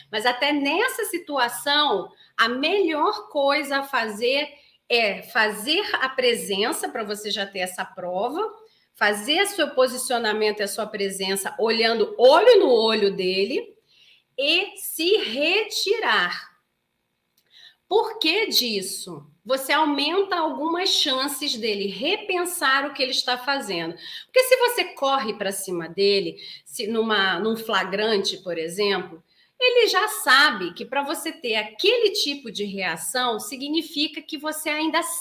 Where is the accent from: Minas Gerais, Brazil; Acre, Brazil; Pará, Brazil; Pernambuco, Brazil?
Pará, Brazil; Belém; Bom dia, sou de Belém do Pará. Nossa, terra gostosa, adoro Belém do Pará.